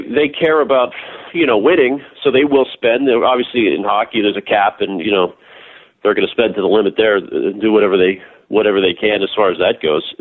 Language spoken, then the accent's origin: English; Pittsburgh, Pennsylvania, United States; now in Boston, United States; growing up in Pittsburgh as I did, I was born in 1978.